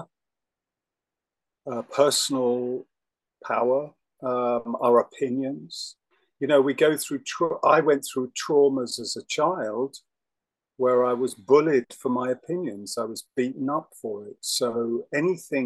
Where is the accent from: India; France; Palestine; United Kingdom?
United Kingdom; England; I'm English